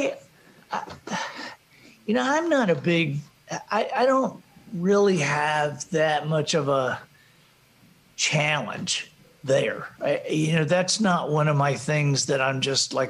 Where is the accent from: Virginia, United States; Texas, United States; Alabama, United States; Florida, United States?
Alabama, United States; We're from Alabama